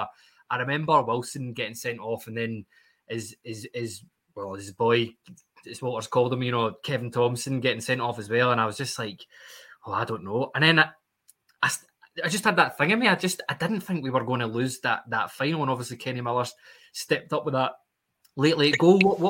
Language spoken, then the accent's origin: English; East Kilbride, Scotland, United Kingdom; I'm from East Kilbride.